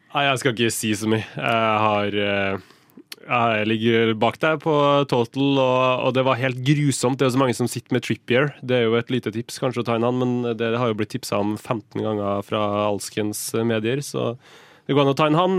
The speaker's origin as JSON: {"language": "Norwegian", "town": "Kristiansund", "region": "Møre og Romsdal", "country": "Norway", "said": "jeg kommer fra Kristiansund"}